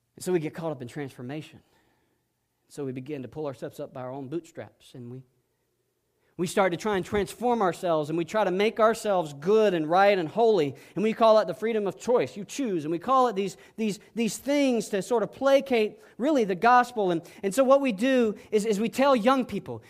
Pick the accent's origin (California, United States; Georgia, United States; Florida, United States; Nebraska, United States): Georgia, United States; South; I was raised in South Georgia